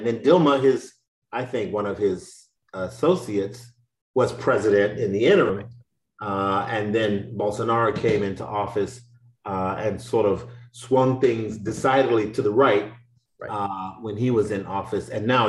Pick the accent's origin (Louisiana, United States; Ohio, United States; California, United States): Louisiana, United States; being from Louisiana